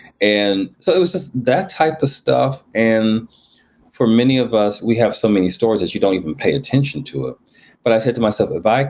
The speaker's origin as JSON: {"language": "English", "region": "New Jersey", "country": "United States", "tie": "born there", "said": "Because I was born in Jersey, so there's something in the water about people from New York."}